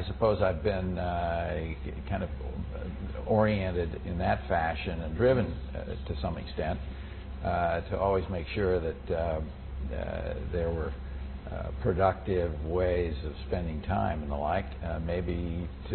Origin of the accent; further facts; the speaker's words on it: Cedar Falls, Iowa, United States; moved away as an adult; I was born in 1933 in Cedar Falls, Iowa, a town near where I grew up on a farm